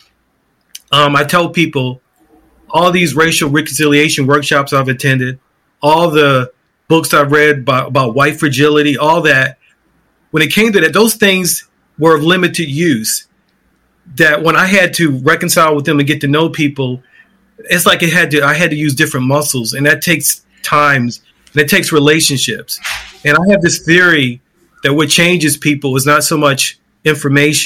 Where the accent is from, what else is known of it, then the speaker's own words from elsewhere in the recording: Baltimore, Maryland, United States; I grew up in West Baltimore in a very famous neighborhood.